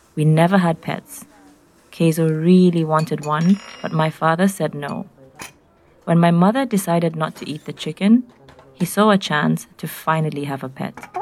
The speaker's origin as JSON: {"language": "English", "region": "Nairobi", "country": "Kenya", "said": "I'm from Nairobi in Kenya"}